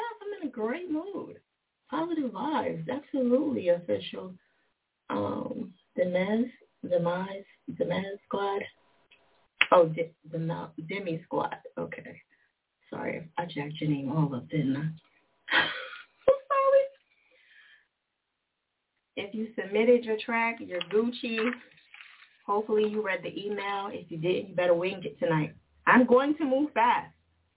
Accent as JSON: {"language": "English", "region": "New Jersey", "country": "United States", "tie": "born or raised there", "said": "Jersey, my home state"}